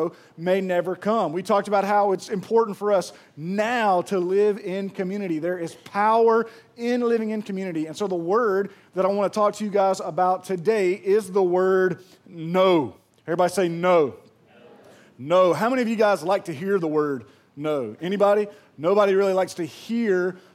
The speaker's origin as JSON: {"language": "English", "town": "Pearl", "region": "Mississippi", "country": "United States", "moved": "yes", "said": "I am from Pearl, and I'm so proud of that place that's grown up"}